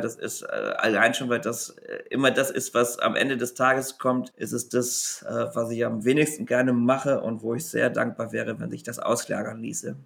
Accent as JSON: {"language": "German", "region": "Rhineland", "country": "Germany", "said": "ich als Rheinländer natürlich auch katholisch bin"}